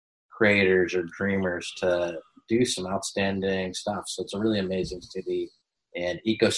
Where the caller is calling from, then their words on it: Los Angeles, California, United States; I'm calling from LA right now, Los Angeles, California.